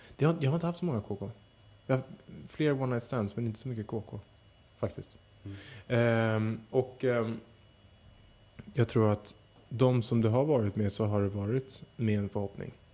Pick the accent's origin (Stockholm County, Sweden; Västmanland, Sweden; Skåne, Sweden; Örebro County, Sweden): Stockholm County, Sweden; Södertälje; mitt rum hemma i Södertälje